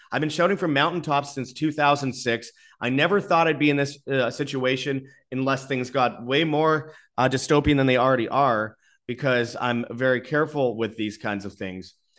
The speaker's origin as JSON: {"language": "English", "country": "Canada", "moved": "yes", "lives_now": "Mexico", "said": "I live in Mexico. I'm a Canadian"}